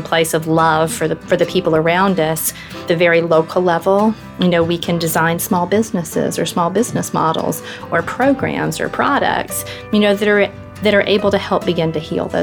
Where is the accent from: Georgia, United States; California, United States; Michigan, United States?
Georgia, United States; LaGrange; moved away as an adult; now in Washington, D.C., United States; I grew up in rural Georgia in a little town called LaGrange, which was a textile town